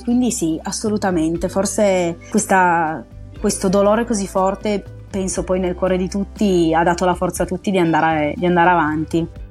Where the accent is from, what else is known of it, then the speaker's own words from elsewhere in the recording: Oulx, Piedmont, Italy; also born or lived in Turin; di origine sono torinese, quindi eh, mi esulo un po' da questo, da questo valsusino, però in realtà eh, io poi ho, frequentando le scuole a Ulzio mi rivedo molto in quei miei compagni